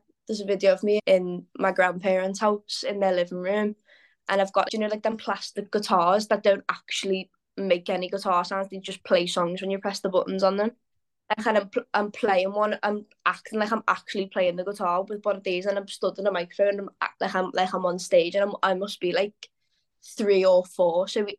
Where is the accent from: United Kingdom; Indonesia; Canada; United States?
United Kingdom; Liverpool, North West England; Like I said, born and bred in Liverpool. I've never lived anywhere else.